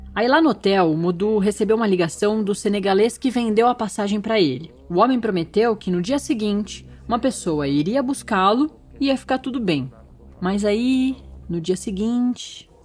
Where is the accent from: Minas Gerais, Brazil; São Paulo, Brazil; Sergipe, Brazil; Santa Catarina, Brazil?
São Paulo, Brazil; moved away as an adult; now in Brasília, Brazil; eu sou de São Paulo, da capital. Nascida na Avenida Paulista e criada na Vila Maria